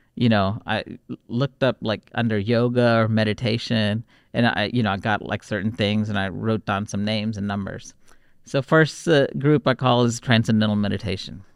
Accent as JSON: {"language": "English", "town": "Houston", "region": "Texas", "country": "United States", "tie": "born or raised there", "also_born_or_lived": "Warangal, Telangana, India", "said": "we grew up in Texas, in Houston, it was a very multicultural city"}